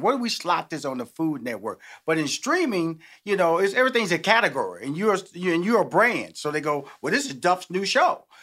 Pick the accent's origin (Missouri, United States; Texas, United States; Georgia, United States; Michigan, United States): Texas, United States; born or raised there; now in Atlanta, United States